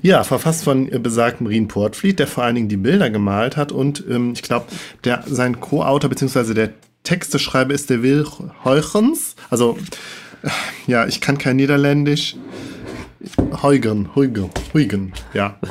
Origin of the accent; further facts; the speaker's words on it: Rhineland, Germany; als Rheinländer wirklich schwer fällt, SCH und CH auseinanderzuhalten